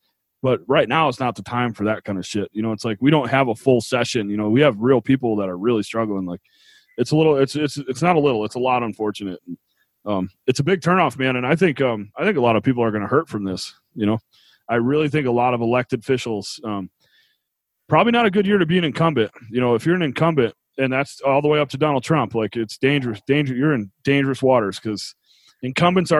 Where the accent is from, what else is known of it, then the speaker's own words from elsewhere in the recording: New York, United States; now in Utah, United States; I grew up in New York